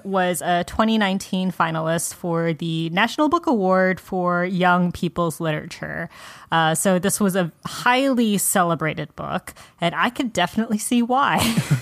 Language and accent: English; United States; I was raised in America.